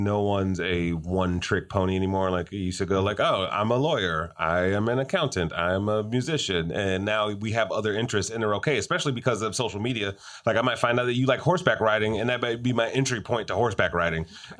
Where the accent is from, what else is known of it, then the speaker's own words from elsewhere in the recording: Detroit, Michigan, United States; Since my hometown, by the way.